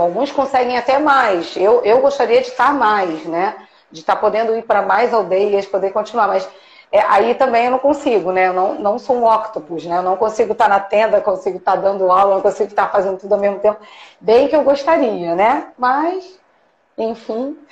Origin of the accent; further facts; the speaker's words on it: Brazil; eu sou brasileira